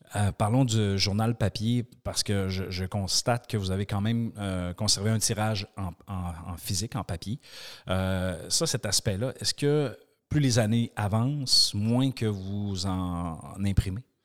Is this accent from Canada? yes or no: yes; Quebec, Canada; je suis du Québec